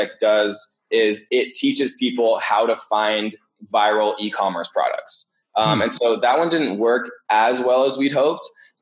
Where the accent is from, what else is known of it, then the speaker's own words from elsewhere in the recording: Eugene, Oregon, United States; where I grew up in Eugene